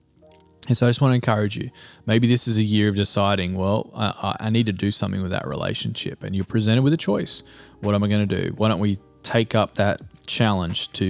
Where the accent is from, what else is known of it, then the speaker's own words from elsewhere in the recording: Australia; now in United States; Being an Australian and living in the US means that I have relationships with people back home, you know, back in Australia